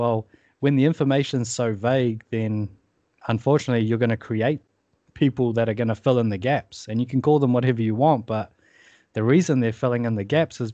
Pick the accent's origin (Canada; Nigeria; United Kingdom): United Kingdom; England; moved away; I'm from England originally